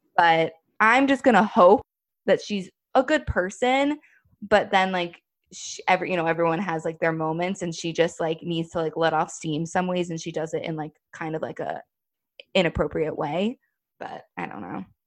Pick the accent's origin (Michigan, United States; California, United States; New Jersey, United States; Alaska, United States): New Jersey, United States; moved away as an adult; also born or lived in New York City; now in New York, United States; I moved into the city, like, um, a little over six months ago. But I come, I'm, New Jersey is very close to New York